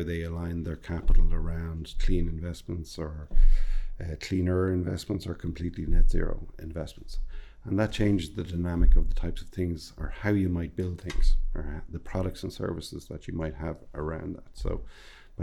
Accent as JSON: {"language": "English", "town": "Dublin", "region": "Leinster", "country": "Ireland", "tie": "born or raised there", "also_born_or_lived": "Boston / New York / London / Frankfurt", "said": "I grew up in Dublin, here in Ireland"}